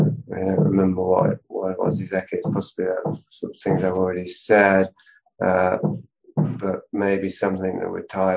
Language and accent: English; Yorkshire and the Humber, United Kingdom; we're both from Yorkshire.